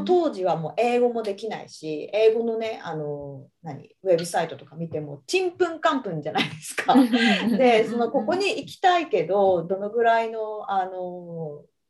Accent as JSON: {"language": "Japanese", "region": "Iwate", "country": "Japan", "tie": "born or raised there", "also_born_or_lived": "Canada / Tokyo", "moved": "as an adult", "lives_now": "Australia", "said": "岩手出身だったから岩手に住むっていう選択肢はまずない"}